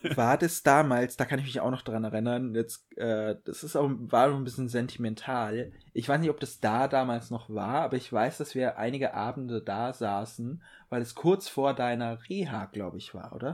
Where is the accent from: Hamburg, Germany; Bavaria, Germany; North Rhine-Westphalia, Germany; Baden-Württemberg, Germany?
Bavaria, Germany; bei uns in Bayern